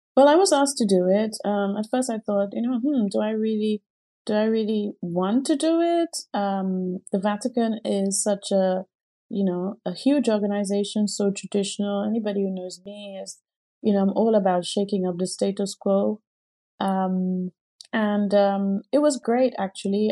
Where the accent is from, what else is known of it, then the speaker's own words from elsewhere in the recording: Grenada; now in United Kingdom; I grew up in the Caribbean in Grenada, and everyone around black